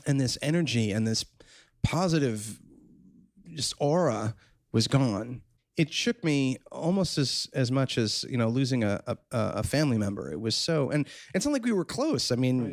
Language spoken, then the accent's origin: English; New York City, New York, United States; I'm born and raised in New York City, and I'm class of 1988. I grew up on the Upper West Side